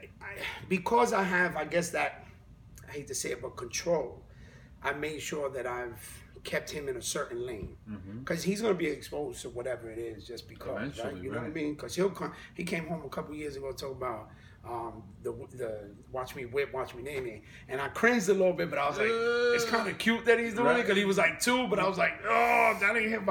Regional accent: New York City, New York, United States; I'm from the Bronx. And I'm literally like four blocks from Sedgwick and Cedar, where I grew up

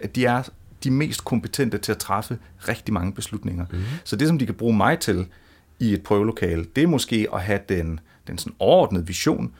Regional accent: Funen, Southern Denmark, Denmark; jeg er jo selv fra Fyn

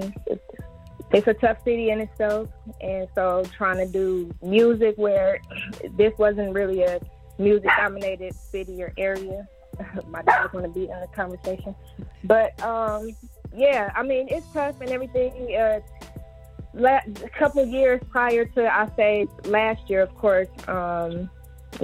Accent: Flint, Michigan, United States; born and raised in Flint, Michigan, independent artist

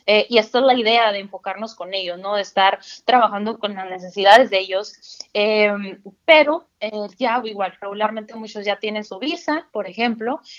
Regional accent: Mexico; a pesar de que somos mexicanos todos, parecía otro mundo totalmente.

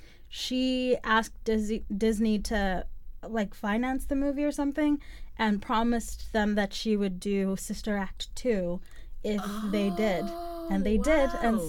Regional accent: South Africa; A fact about myself, I am from South Africa, born and raised, even though I sound nothing like that is the truth, but it is.

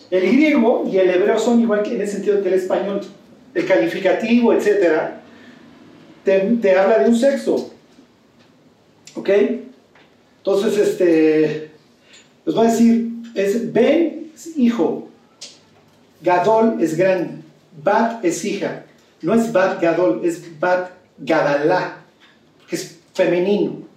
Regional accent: Spain; Yo soy español, porque es la niña, esta chica.

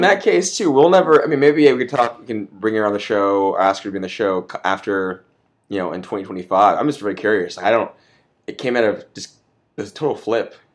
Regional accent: Austin, Texas, United States; I'm from Austin. I was born here, but I was raised here.

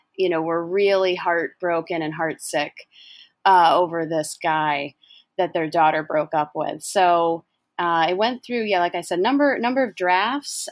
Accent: Syracuse, New York, United States; moved away; also born or lived in Rochester, New York; I'm from Syracuse, New York

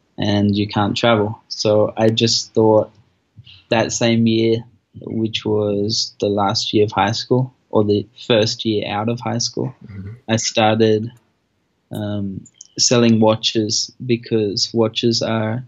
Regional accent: Australia; moved away as an adult; now in Colombia; I grew up in Australia, because I'm Australian, and I traveled across either side of Australia when I was young. So I grew up in a few places.

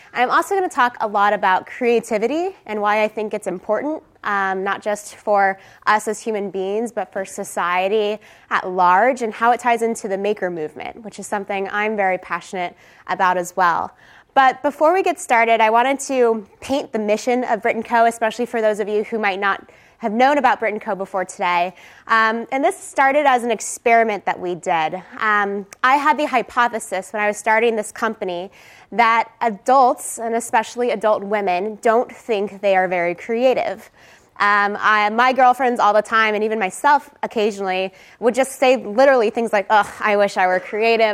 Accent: Texas, United States; moved away; I am originally from Texas. I went to UT

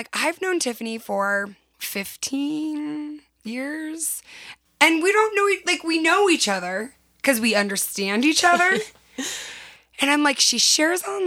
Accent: San Diego, California, United States; From San Diego

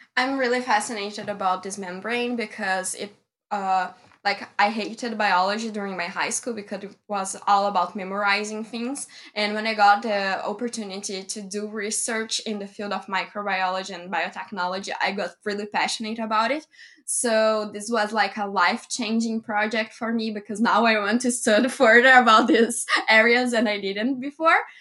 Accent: Brazil; my hometown because I live in the countryside of Brazil

